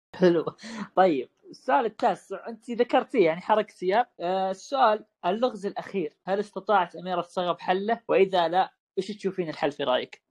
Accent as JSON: {"language": "Arabic", "country": "Saudi Arabia", "said": "يوما مهما في حياتنا كسعوديين"}